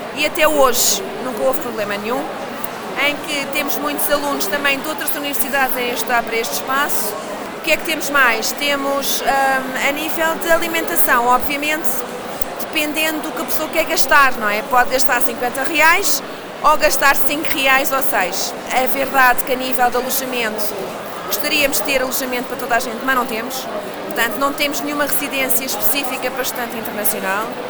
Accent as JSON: {"language": "Portuguese", "region": "Lisbon", "country": "Portugal", "tie": "born or raised there", "said": "eu sou lisboeta, portanto também posso ser lisboeta, nascida e criada"}